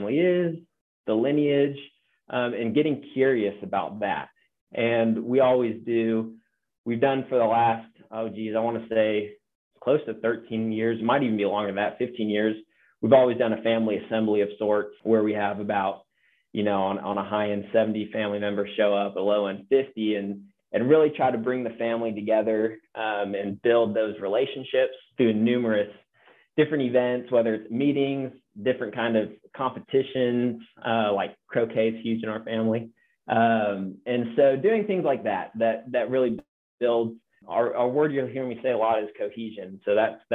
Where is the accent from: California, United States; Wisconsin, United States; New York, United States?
California, United States; Central Coast; also born or lived in Seattle, Washington; born in Seattle area, and then my family moved to California as my parents, actual pastors of a church on the Central Coast there for over 7 years. And so most of my boyhood in my world that I knew was centered around kind of that agricultural community